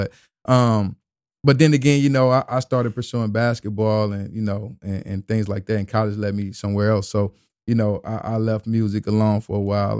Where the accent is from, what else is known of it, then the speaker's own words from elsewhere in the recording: the South, United States; I was from the South.